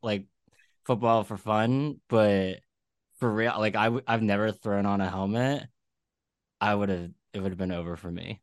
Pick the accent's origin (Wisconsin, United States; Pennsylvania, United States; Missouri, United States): Pennsylvania, United States; Philadelphia; now in New York, United States; I'm from Philly